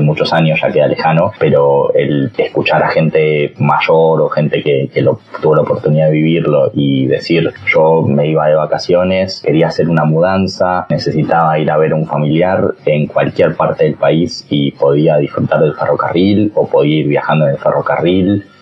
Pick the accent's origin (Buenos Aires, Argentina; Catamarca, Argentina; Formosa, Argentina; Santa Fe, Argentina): Buenos Aires, Argentina; soy de Capital